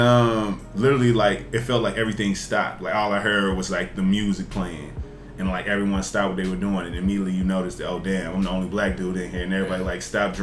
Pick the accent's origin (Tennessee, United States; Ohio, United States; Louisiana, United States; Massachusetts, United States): Tennessee, United States; Jackson; now in Chicago, United States; I'm from Jackson, Tennessee, which is in Western Tennessee